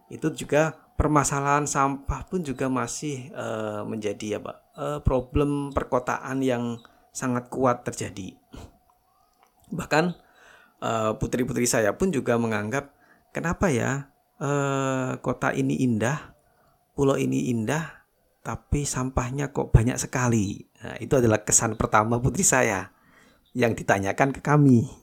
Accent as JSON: {"language": "Indonesian", "town": "Malang", "region": "East Java", "country": "Indonesia", "moved": "as an adult", "lives_now": "Lombok, Indonesia", "said": "terus terang memang saya bukan asli dari NTB. Jadi saya ini saya dari Jawa."}